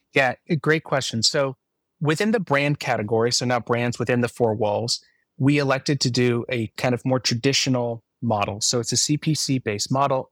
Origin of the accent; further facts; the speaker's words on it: Palo Alto, California, United States; my hometown of Palo Alto